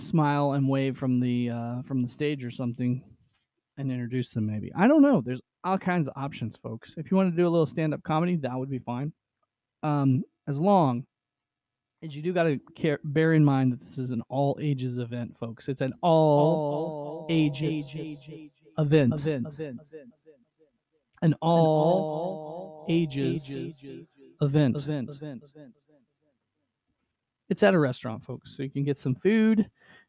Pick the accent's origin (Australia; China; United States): United States; my hometown of Nevada